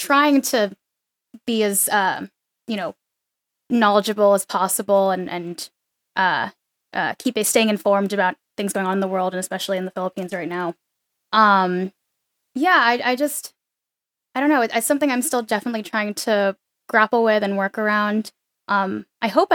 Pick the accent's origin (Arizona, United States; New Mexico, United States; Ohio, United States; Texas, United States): Arizona, United States; also born or lived in New Jersey; I was born in New Jersey, and then when I was 5, my dad, because of his work, got transferred, so we ended up moving to Arizona.